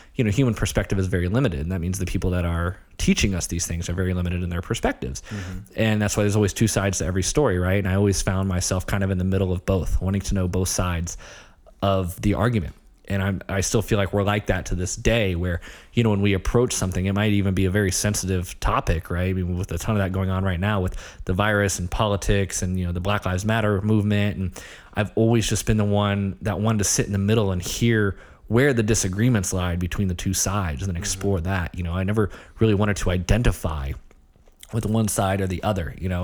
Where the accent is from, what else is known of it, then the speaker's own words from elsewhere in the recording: Ohio, United States; moved away; also born or lived in Long Island, New York; I grew up in Ohio, small town. Um, you know, very quintessential Midwest